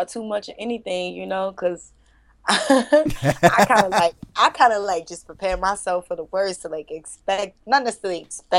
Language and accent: English; United States; you know, I'm from the States, people in other countries